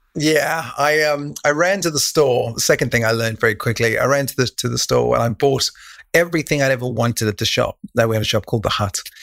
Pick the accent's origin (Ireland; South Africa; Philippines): South Africa; Cape Town, Western Cape; moved away; also born or lived in Taiwan / Thailand; when I was a kid, I grew up in Cape Town, South Africa, in a place called Rugby